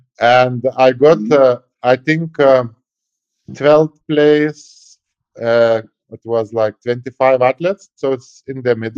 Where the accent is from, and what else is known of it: Lithuania; born or raised there